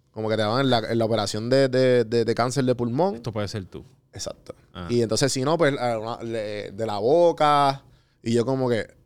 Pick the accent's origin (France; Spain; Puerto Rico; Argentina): Puerto Rico; Soy puertorriqueño.